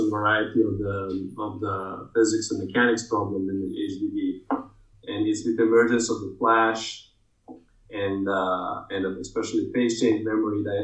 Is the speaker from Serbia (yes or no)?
yes; Belgrade, Serbia; moved away as an adult; also born or lived in California; I was born in Belgrade, former Yugoslavia.